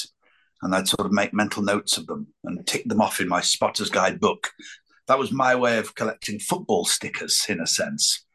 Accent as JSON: {"language": "English", "area": "Lancashire", "region": "North West England", "country": "United Kingdom", "tie": "born or raised there", "said": "growing up in Lancashire, I was surrounded by so many characters"}